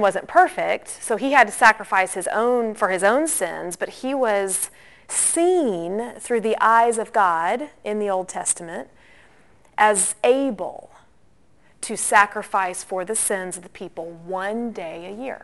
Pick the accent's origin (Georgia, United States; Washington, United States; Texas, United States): Georgia, United States; Atlanta; growing up in the Christian kind of Atlanta Bible Belt